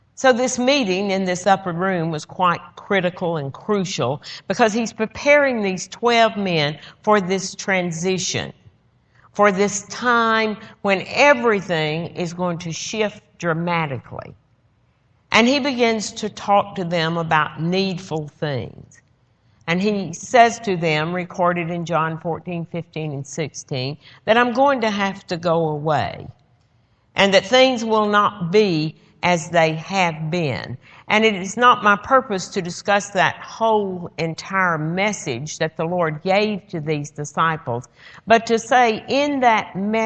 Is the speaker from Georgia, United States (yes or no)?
yes; Georgia, United States; I'm from Georgia